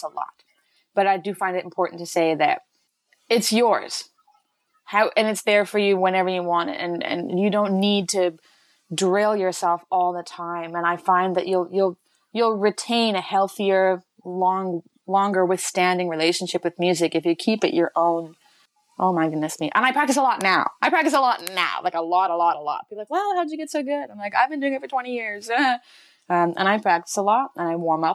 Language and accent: English; Chilliwack, British Columbia, Canada; Chilliwack, my hometown